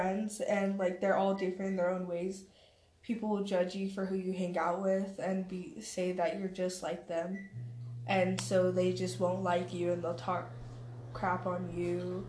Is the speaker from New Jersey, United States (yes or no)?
no; Woods Cross, Utah, United States; also born or lived in Bountiful, Utah / Rose Park, Salt Lake City, Utah; I'm from Utah. I was raised in Woods Cross, Davis County, Bountiful, some of Rose Park, yeah.